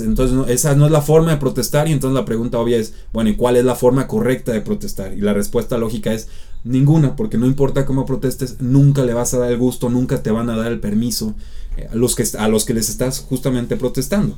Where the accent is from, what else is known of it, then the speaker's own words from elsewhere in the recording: Mexico; podemos verlo nosotros como mexicanos